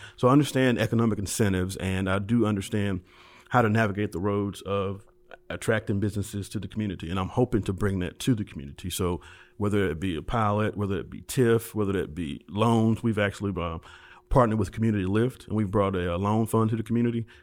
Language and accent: English; Memphis, Tennessee, United States; I'm from White Haven, so I've, I, I spent my entire childhood there